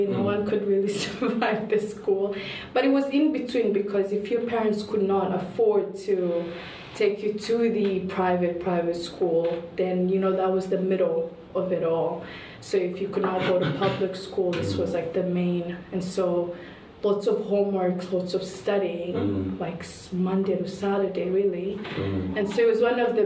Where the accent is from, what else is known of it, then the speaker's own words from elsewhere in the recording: Kigali, Rwanda; now in Canada; I'm from Rwanda in Kigali